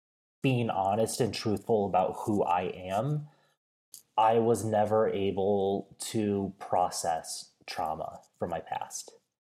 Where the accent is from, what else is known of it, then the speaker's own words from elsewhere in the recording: Midwest, United States; But growing up in the Midwest, I had access to the outdoors, but it was a very different type of outdoors experience than what I have now.